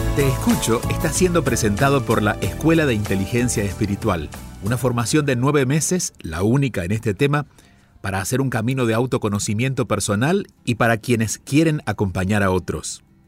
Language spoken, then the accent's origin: Spanish; Argentina; now in India; soy argentino de nacimiento